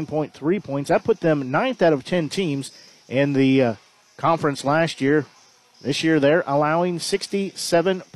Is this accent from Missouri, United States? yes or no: yes; Nevada, Missouri, United States; I'm from Nevada